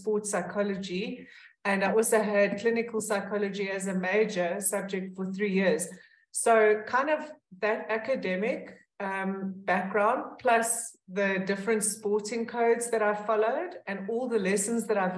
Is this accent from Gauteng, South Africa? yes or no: yes; Pretoria, Gauteng, South Africa; I grew up in Pretoria, and I still live in Pretoria